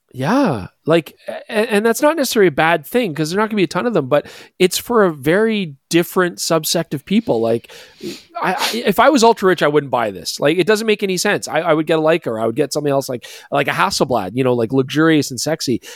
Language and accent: English; Canada; we're Canadian